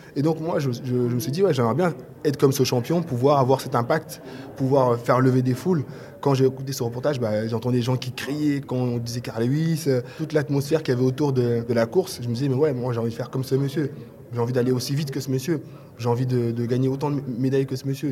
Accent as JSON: {"language": "French", "town": "Paris", "region": "Île-de-France", "country": "France", "said": "ici chez moi à Paris"}